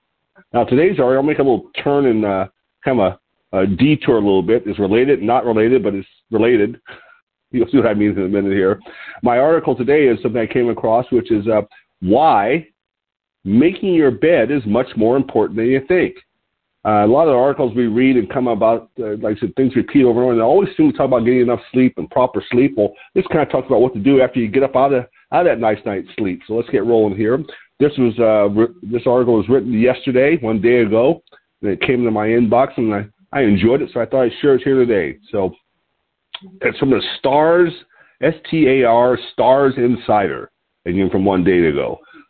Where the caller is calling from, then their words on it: Lompoc, California, United States; I'm your host today. I'm calling in from Lompoc, California, which is 54 miles north of Santa Barbara on California's beautiful central coast.